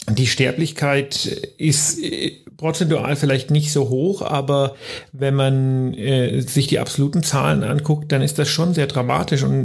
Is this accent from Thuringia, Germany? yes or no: yes; Greiz, Thuringia, Germany; und ich komme ja selber aus Greiz, also aus dieser Stadt, die momentan so ein bisschen in den Medien ist als Corona-Hotspot